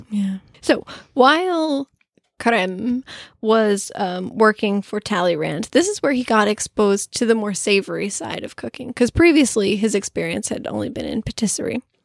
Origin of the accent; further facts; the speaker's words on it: United States; I'm American